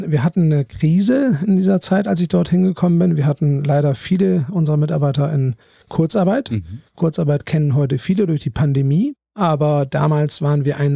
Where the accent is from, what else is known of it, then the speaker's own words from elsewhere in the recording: Bremen, Germany; now in Hamburg, Germany; komme aus Bremen, habe in Münster studiert, bin klassischer BWLer